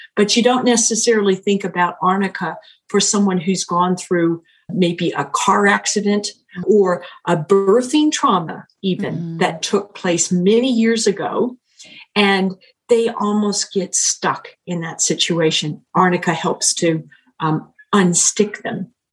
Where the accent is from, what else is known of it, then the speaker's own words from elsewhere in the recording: United States; moved away as an adult; now in New Zealand; an American by birth and culture and education